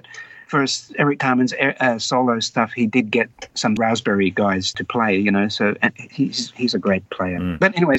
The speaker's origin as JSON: {"language": "English", "town": "Wagga Wagga", "region": "New South Wales", "country": "Australia", "tie": "born or raised there", "said": "So growing up in Wagga, as a high school student, well, by the time I'm in high school"}